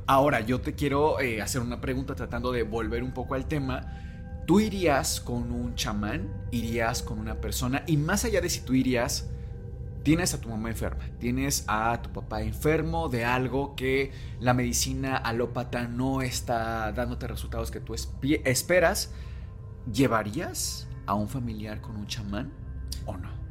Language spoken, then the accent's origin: Spanish; Mexico; vivimos todavía en un México